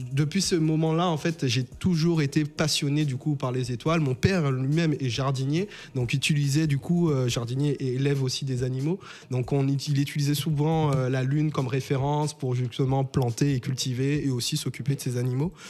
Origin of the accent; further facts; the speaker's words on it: St. Martin; moved away; je viens de Saint-Martin. Donc Saint-Martin, en fait, c'est une petite île euh, qui se trouve au nord de l'arc euh, qui a une partie française et une partie hollandaise. Et en fait, j'ai toujours, moi et mes amis, enfin, j'habitais à Cul-de-Sac